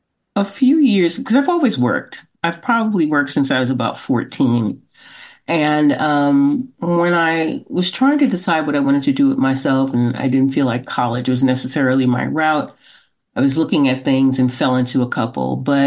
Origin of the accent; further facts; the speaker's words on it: Brooklyn, New York, United States; Brooklyn, New York.